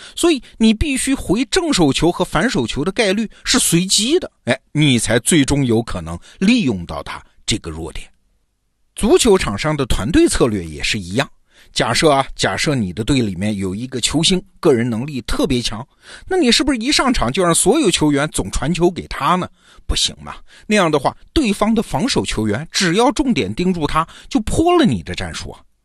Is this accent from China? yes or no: yes; China; 我们中国人